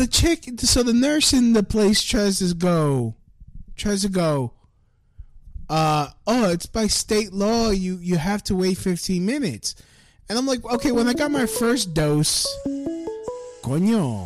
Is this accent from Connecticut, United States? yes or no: no; New York City, New York, United States; I'm from Brooklyn.